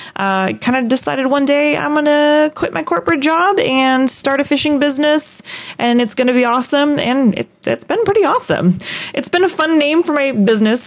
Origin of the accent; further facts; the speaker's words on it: Aberdeen, Washington, United States; I'm a Northwest kid through and through. I mean, I was born in Aberdeen, Washington